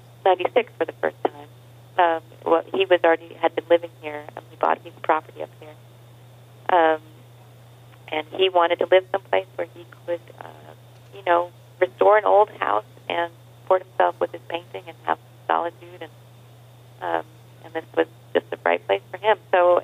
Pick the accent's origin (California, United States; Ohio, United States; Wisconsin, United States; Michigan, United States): California, United States; Palo Alto; moved away as an adult; also born or lived in born back east / Santa Fe, New Mexico; now in Tuscarora, United States; and then we moved to California when I was young. And so I grew up in the Bay Area, in Palo Alto